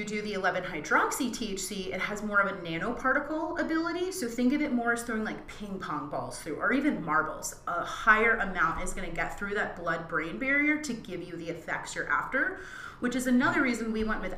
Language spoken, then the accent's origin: English; East Coast, United States; moved away; also born or lived in Brooklyn, New York; I'm from the East Coast, and I remember when I lived in Brooklyn